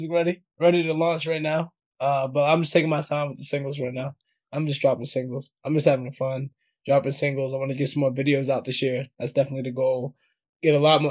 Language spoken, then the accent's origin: English; New York, United States; I'm from New York, man. Like, I'm not British.